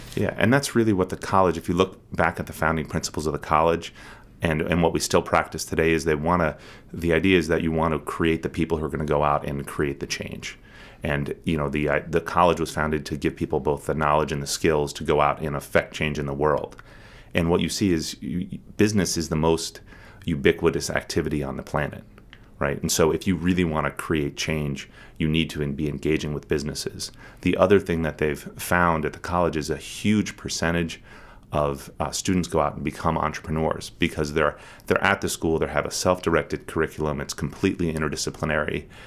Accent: Harrisburg, Pennsylvania, United States; also born or lived in Portland, Maine / Mauritania; now in Bar Harbor, United States; I grew up in Harrisburg, Pennsylvania.

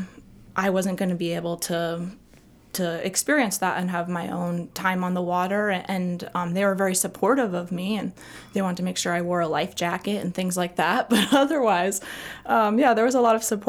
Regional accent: South Portland, Maine, United States; I grew up in South Portland, so just across the bridge

